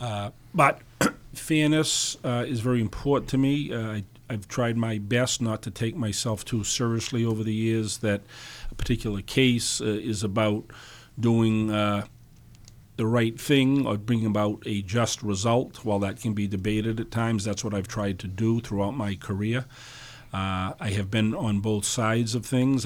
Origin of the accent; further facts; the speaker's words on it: Dartmouth, Massachusetts, United States; also born or lived in New Bedford / Fall River; I grew up in Dartmouth. My family's from New Bedford